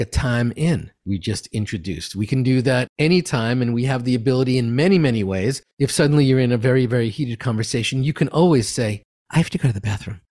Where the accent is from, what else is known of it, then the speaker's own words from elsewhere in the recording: New York City, New York, United States; I'm from Queens